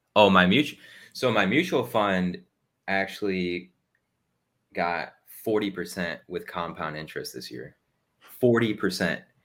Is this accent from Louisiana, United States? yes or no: no; Ohio, United States; moved away as an adult; now in Texas, United States; I was originally from Ohio, and then I joined the Army. So now I live in Texas.